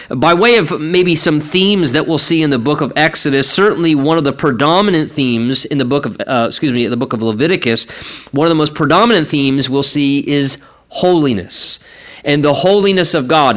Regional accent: United States; We're a working people, and certainly as American Christian

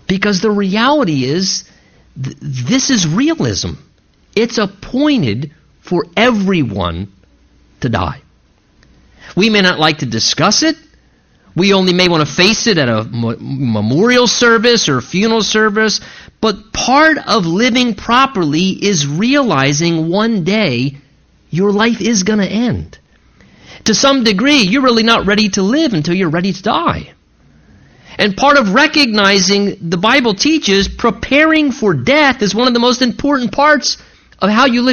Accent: United States; as American people

